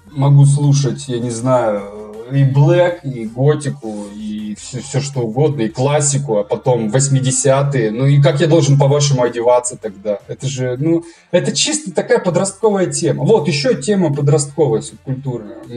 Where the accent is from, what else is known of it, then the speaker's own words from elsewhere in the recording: Russia; Я говорю, вы идиоты, я же осетин.